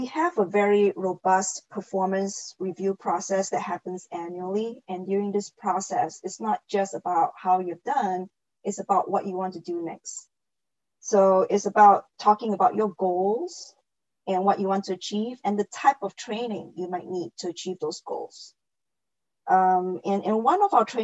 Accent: Singapore; moved away as an adult; now in Los Angeles, United States; Originally, I'm actually from Singapore, and I came out to the U.S. for college, and then just fell in love and stayed on.

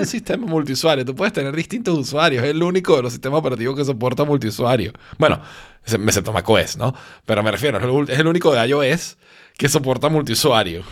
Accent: Venezuela; moved away as an adult; now in Spain; yo vengo de Venezuela, donde todo pasa

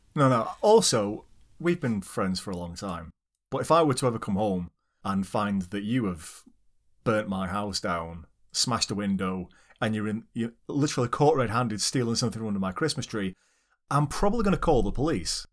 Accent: United Kingdom; we're British.

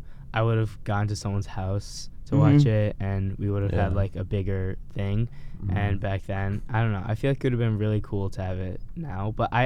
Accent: Iowa, United States; born there; No, I was born in Iowa.

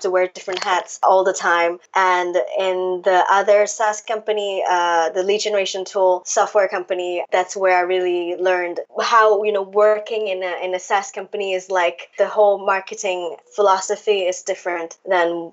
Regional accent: Hong Kong; moved away as an adult; now in Paris, France; I am originally from Hong Kong. Well, born and raised in Hong Kong

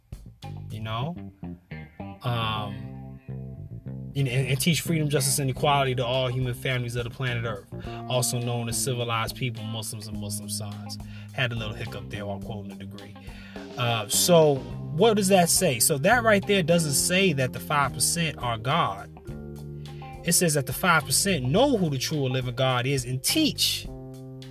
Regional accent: United States; America is where I'm from. You know, we are American bred, you know, and born black

